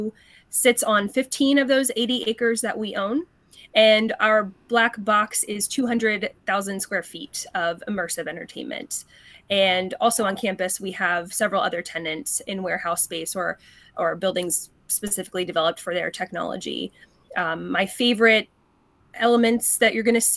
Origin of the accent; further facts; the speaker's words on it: East Coast, United States; now in Las Vegas, United States; I come from the East Coast. I've been in Vegas for coming up on a decade